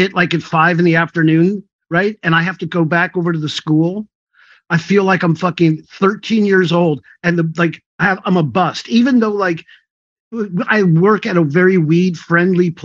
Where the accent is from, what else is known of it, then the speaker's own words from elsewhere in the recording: North Valley, California, United States; I was from North Valley